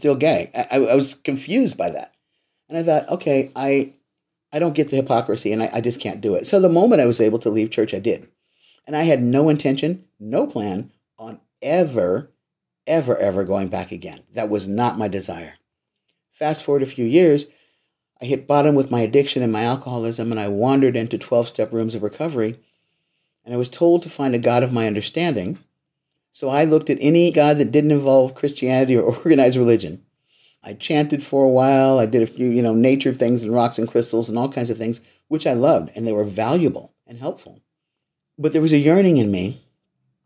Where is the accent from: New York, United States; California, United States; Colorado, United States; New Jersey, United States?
California, United States; Los Angeles; I was raised in the Missionary Baptist Church in Los Angeles